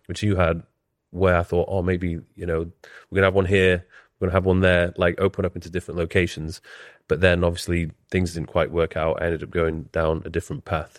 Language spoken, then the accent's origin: English; Leeds, Yorkshire and the Humber, United Kingdom; moved away as an adult; also born or lived in Newcastle / London; I was born and bred in Leeds